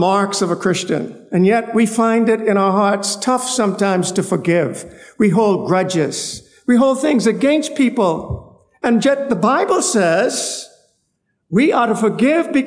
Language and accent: English; North Palmetto Point, Central Eleuthera, Bahamas; I'm from North Palmetto Point, Eleuther